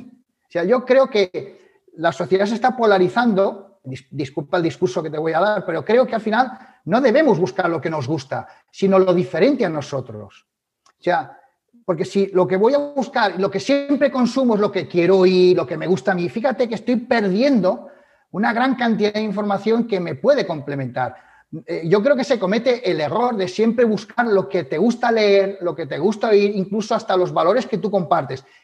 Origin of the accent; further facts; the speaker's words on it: Galicia, Spain; como buen gallego yo diría depende.